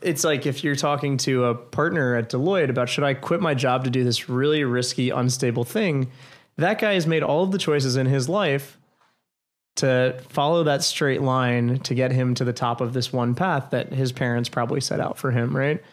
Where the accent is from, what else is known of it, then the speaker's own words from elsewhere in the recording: New York, United States; moved away as an adult; now in Washington, D.C., United States; I came back to New York